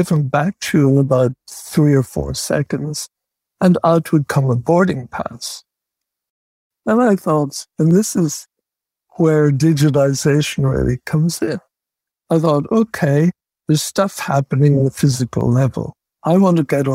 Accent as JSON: {"language": "English", "region": "Northern Ireland", "country": "United Kingdom", "said": "I'm from Northern Ireland"}